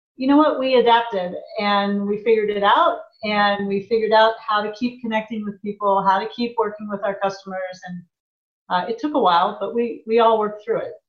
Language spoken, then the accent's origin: English; a small town in Indiana, United States; moved away as an adult; also born or lived in Japan / Chicago; now in Portland, United States; I grew up in the Midwest in a small town in Indiana